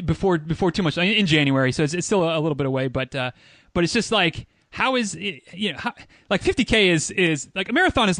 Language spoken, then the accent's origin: English; Michigan, United States; also born or lived in Central Florida; now in Florida, United States; I'm from Michigan originally